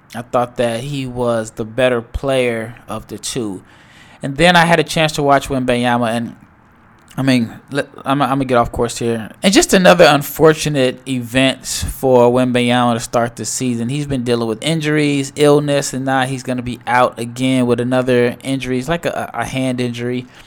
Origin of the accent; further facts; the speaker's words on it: Omaha, Nebraska, United States; now in Dallas, United States; I am from Omaha, Nebraska